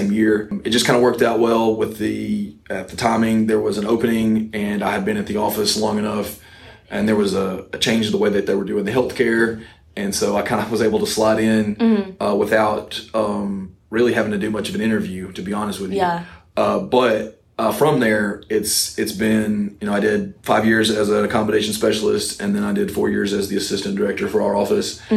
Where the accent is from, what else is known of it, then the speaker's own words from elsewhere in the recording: Coleman, North Alabama, United States; also born or lived in Auburn, Alabama; I grew up in North Alabama in Coleman